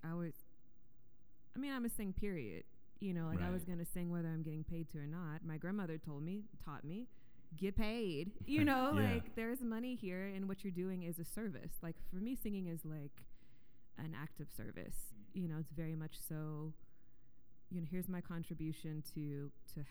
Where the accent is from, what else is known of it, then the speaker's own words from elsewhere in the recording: Columbia, Louisiana, United States; also born or lived in Yokosuka, Japan / New Orleans; we moved from Yokosuka to Columbia, Louisiana, and moved in with my grandma